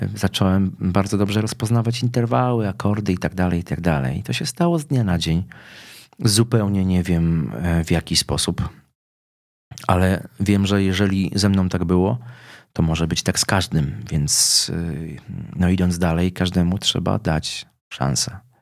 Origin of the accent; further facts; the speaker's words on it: Lubin, Lower Silesian Voivodeship, Poland; urodziłem się w Lubinie, czyli w miejscowości górniczej